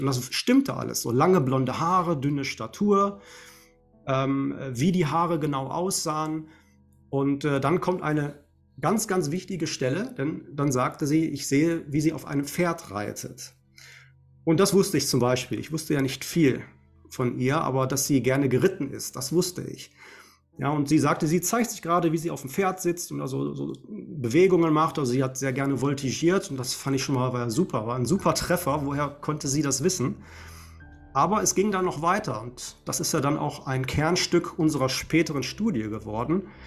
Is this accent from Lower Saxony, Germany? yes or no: no; Essen, North Rhine-Westphalia, Germany; hier in meiner Heimatstadt in Essen